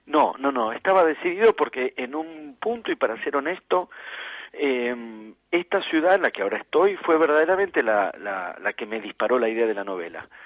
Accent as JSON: {"language": "Spanish", "region": "Buenos Aires", "country": "Argentina", "said": "Yo soy de Buenos Aires."}